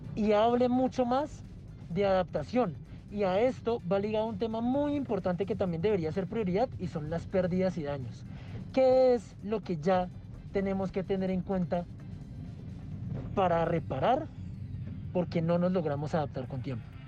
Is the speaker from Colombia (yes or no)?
yes; Colombia; soy activista climático de Colombia